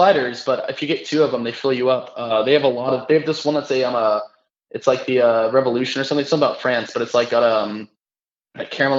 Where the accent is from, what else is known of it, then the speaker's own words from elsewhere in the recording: Gloucester, Massachusetts, United States; now in Dallas, United States; I grew up in the North Shore. I lived in the North Shore, Gloucester to be exact.